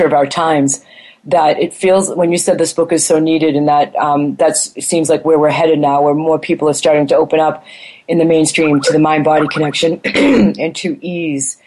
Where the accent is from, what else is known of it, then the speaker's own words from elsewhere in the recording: Boston, Massachusetts, United States; moved away as an adult; also born or lived in California / Taiwan; I grew up in Boston as a strong, raised to be a strong, confident, independent woman.